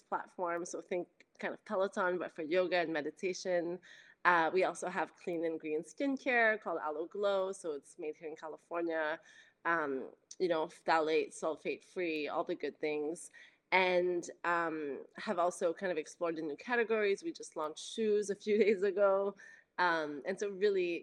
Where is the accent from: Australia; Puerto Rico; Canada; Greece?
Canada; now in Los Angeles, United States; I'm French Canadian and I now live